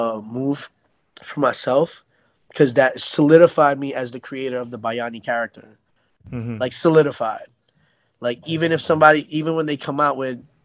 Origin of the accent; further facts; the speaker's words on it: United States; Like I didn't feel like, because I'm Filipino-American, so for me, I felt like that would be good for Filipino-Americans and non-Filipinos